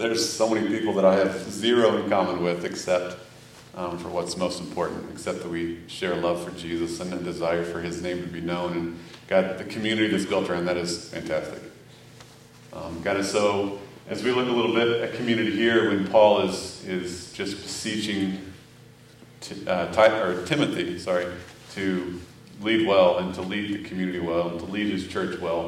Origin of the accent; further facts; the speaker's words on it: Missouri, United States; moved away; I grew up in Missouri